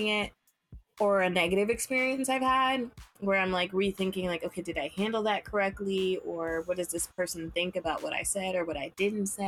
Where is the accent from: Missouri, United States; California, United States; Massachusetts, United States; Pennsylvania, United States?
California, United States; Los Angeles; moved away as an adult; now in New York, United States; from LA, born and raised, went to school in LA, went to college